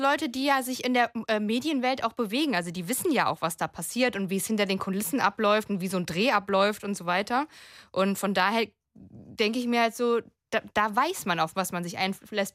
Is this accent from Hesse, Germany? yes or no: yes; Frankfurt am Main, Hesse, Germany; ich komme eigentlich aus Frankfurt am Main.